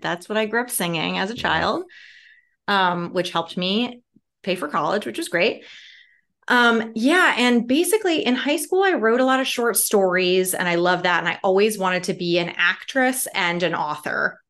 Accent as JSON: {"language": "English", "town": "Chicago", "region": "Illinois", "country": "United States", "tie": "born or raised there", "said": "I'm a city kid from Chicago"}